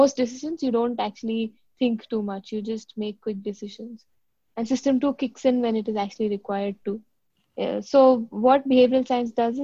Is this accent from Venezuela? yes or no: no; Delhi, India; moved away as an adult; also born or lived in South India / Mumbai / Bangalore / London; now in Singapore; I grew up in Delhi, did my entire schooling in Delhi. My dad was posted there, but I'm actually from the south of India.